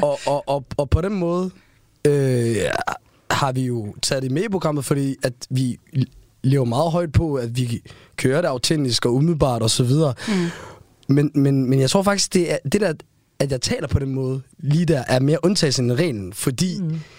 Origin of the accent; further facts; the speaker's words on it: Aarhus, Central Denmark Region, Denmark; accent: Aarhus V; mine danske venner, jeg voksede op med ude i Gellerbank